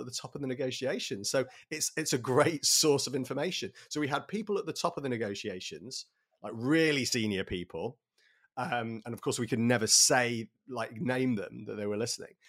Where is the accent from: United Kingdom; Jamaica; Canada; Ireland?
United Kingdom; Sheffield, Yorkshire and the Humber; moved away as an adult; now in London, United Kingdom; I grew up in Sheffield